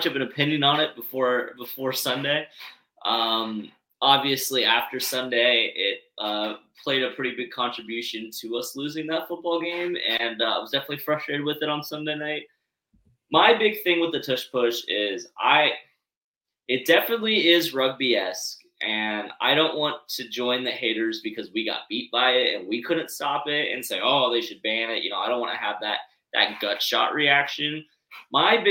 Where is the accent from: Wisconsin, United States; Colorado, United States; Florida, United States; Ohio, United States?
Florida, United States; Gainesville; my hometown Florida Gators.